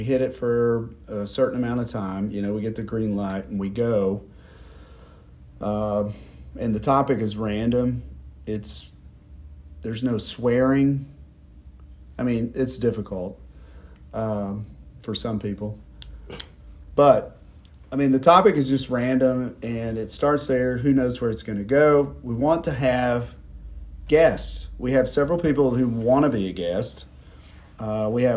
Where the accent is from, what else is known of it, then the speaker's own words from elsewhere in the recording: Knoxville, Tennessee, United States; I'm from Knoxville as well